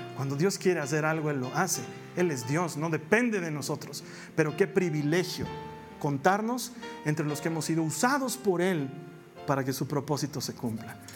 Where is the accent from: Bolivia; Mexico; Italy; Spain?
Bolivia; en mi país